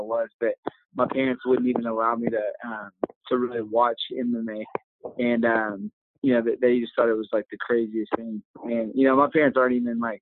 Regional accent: Dallas, Texas, United States; moved away; I grew up in around the Dallas area

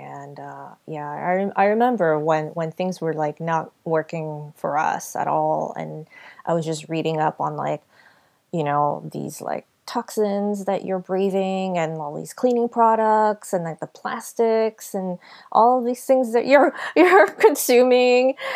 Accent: California, United States; we're from California.

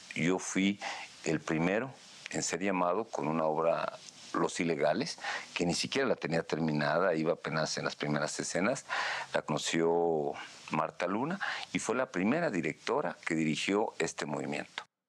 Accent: Mexico; así somos los mexicanos

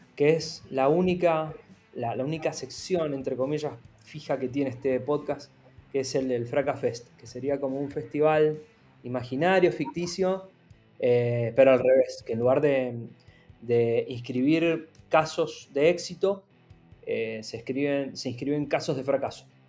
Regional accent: Mendoza, Argentina; Yo soy de Mendoza, donde la industria del vino es muy fuerte

